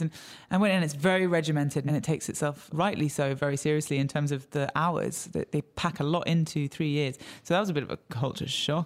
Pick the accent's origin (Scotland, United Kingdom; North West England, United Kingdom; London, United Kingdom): London, United Kingdom; I was born and raised in London